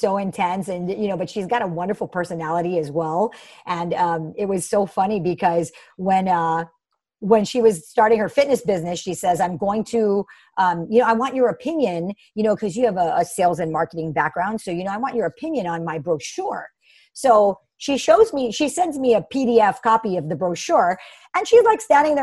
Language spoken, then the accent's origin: English; Hawaii, United States; also born or lived in Bay Area, California; I'm born and raised in Hawaii and have been here my entire life.